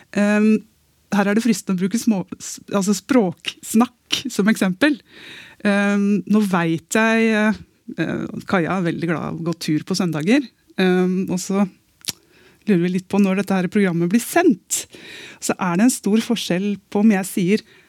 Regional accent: Eastern Norway, Norway; Jeg sitter her som østlending

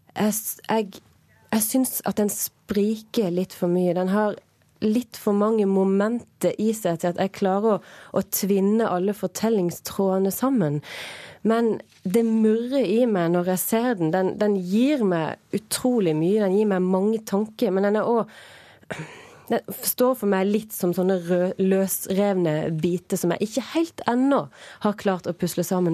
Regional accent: Norway; vi som nordmenn

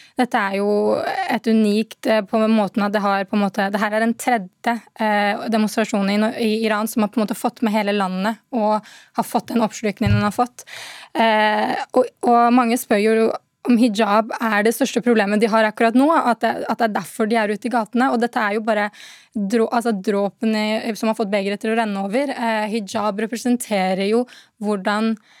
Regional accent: Norway; jeg har vokst opp i Norge

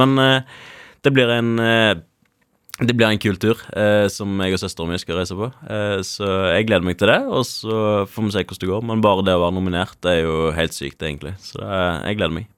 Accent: Karmøy, Rogaland, Norway; når vi er fra Karmøy

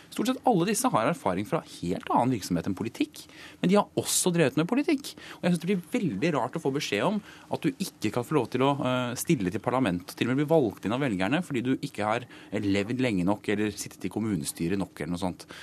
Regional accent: Akershus, Norway; Nå er jeg fra Akershus

